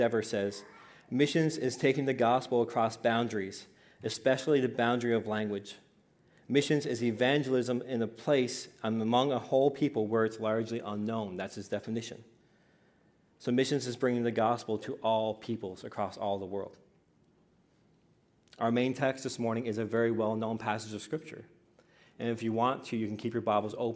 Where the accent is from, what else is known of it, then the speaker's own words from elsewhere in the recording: Newfoundland and Labrador, Canada; I grew up in the Pentecostal assemblies in Newfoundland, Labrador